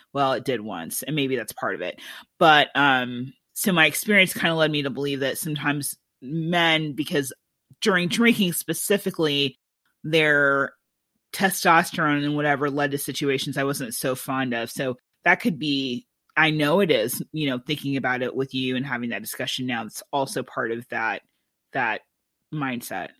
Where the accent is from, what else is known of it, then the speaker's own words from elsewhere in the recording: Iowa City, Iowa, United States; growing up in Iowa City